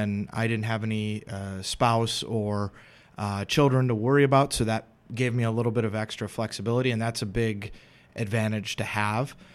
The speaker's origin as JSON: {"language": "English", "town": "Madison", "region": "Wisconsin", "country": "United States", "also_born_or_lived": "Philadelphia", "moved": "as an adult", "said": "I'm originally from Madison"}